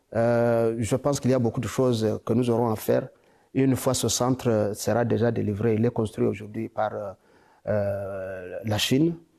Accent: DR Congo; chez nous au Congo

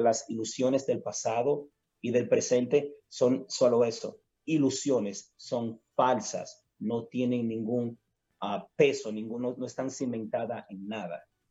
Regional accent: Dominican Republic; somos nosotros los dominicanos

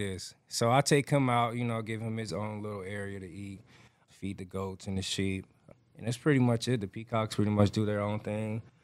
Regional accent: Atlanta, Georgia, United States; now in Houston, United States; I grew up raised in Atlanta, Georgia

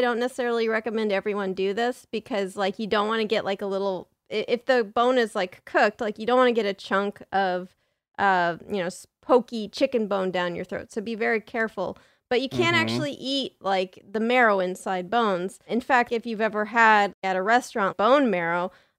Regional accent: San Diego, California, United States; San Diego.

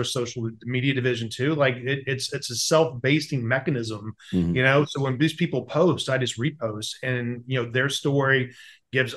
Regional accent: the South, United States; I grew up in the South

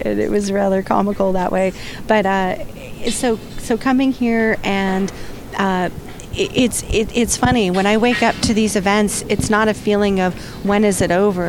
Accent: San Diego, California, United States; now in San Francisco, United States; I lived I grew up in San Diego

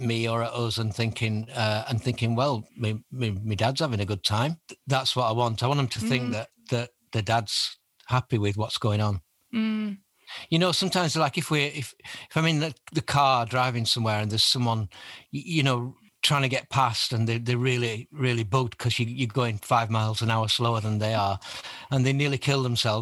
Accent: Burnley, North West England, United Kingdom; I'm from Burnley in Lancashire

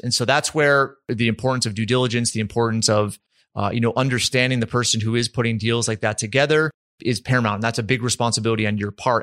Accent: East Coast, United States; now in Utah, United States; I grew up on the East Coast.

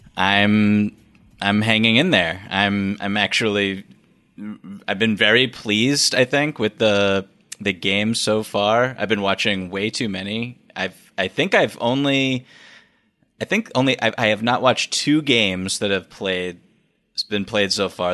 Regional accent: Boston, Massachusetts, United States; growing up in Boston

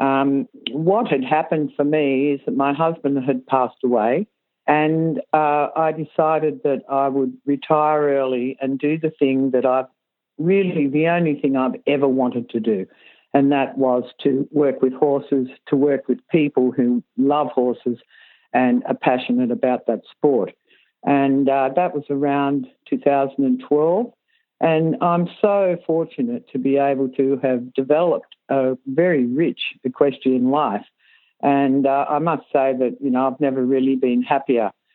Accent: Sydney, New South Wales, Australia; I grew up in Sydney

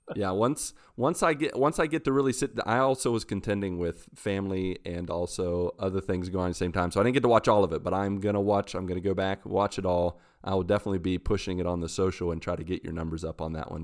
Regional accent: West Virginia, United States; I'm from West Virginia in the U S

